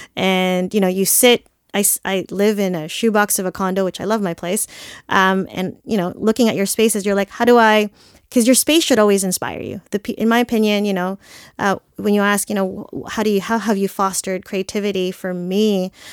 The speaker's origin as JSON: {"language": "English", "country": "Philippines", "said": "I'm Filipino"}